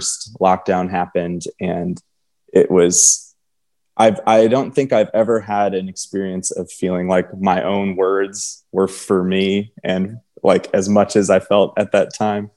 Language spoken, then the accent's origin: English; Michigan, United States; also born or lived in Texas; now in Nashville, United States; I'm from Michigan and I live in Nashville